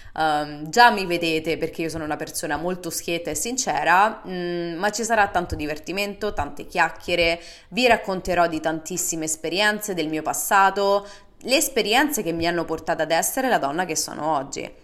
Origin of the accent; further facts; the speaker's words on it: Rome, Lazio, Italy; moved away as an adult; also born or lived in Seattle, Washington, United States; now in Virginia, United States; sono nata e cresciuta a Roma, ma 4 anni fa mi sono trasferita definitivamente negli Stati Uniti